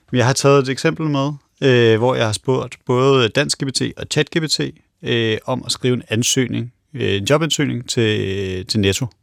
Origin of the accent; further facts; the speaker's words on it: Denmark; vi som, som danskere